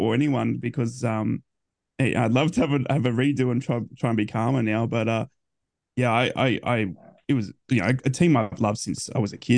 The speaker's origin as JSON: {"language": "English", "country": "Australia", "said": "being an Aussie"}